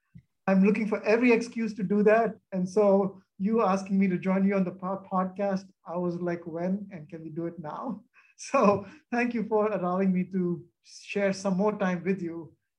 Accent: Boston, Massachusetts, United States; moved away as an adult; now in St. Louis, United States; I came from Boston to St. Louis, and it was because of Monsanto.

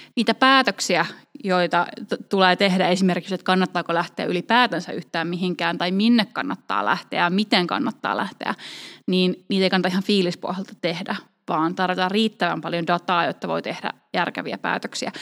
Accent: Finland; moved away as an adult; also born or lived in United Kingdom; Briteissä asuessa niin joudun aika usein selittämään, että missä, mistä olen kotoisin, kun sanon, että mä olen Suomesta

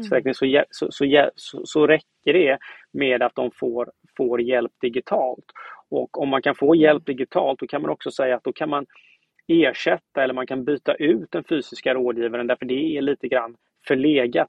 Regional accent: Gothenburg, Västra Götaland, Sweden; jag kommer från Göteborg.

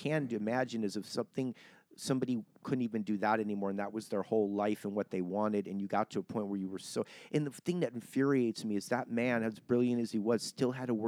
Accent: Cleveland, Ohio, United States; I'm from Cleveland. I mean, yeah, Midwest. That's considered Ohio's Midwest.

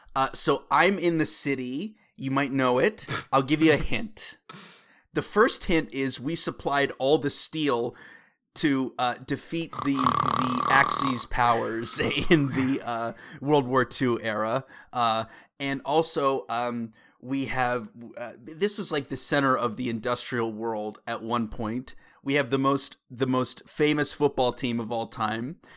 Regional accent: Pittsburgh, Pennsylvania, United States; I'm from Pittsburgh, Pennsylvania

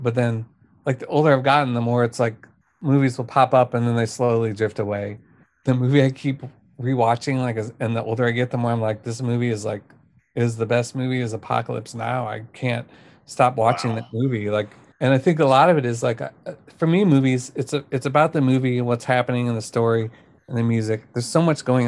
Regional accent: United States; I grew up near Kansas City, like the small town near Kansas City

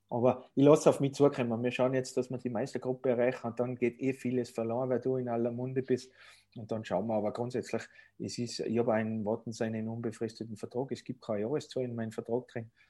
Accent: Tyrol, Austria; ich bin ein waschechter Tiroler und der Tiroler verlässt seine Heimat eigentlich ungern, das kommt auch noch dazu.

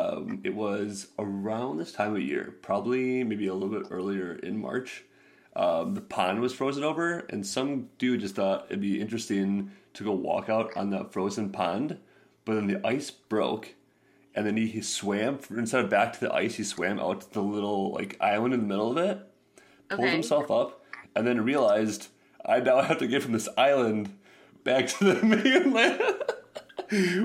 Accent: Madison, Wisconsin, United States; I'm from Madison. I spent about 10 years there, so I know it really well

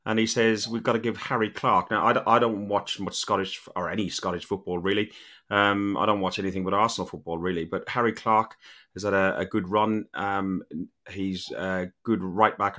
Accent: Ireland; Being an Irishman

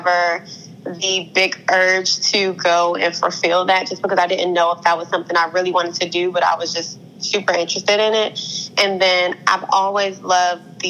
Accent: Upper Marlboro, Maryland, United States; I'm from Upper Marlboro, Maryland

